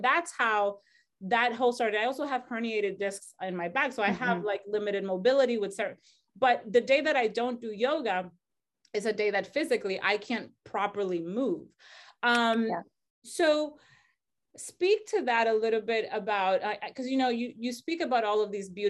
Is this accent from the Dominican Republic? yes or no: yes; Dominican Republic; moved away as an adult; I'm originally from the Dominican Republic.